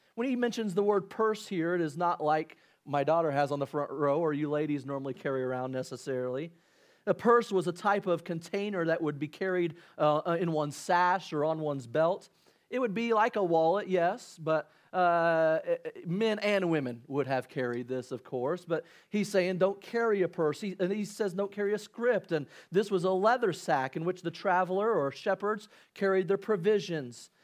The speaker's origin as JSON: {"language": "English", "region": "Illinois", "country": "United States", "tie": "born or raised there", "said": "growing up in Illinois"}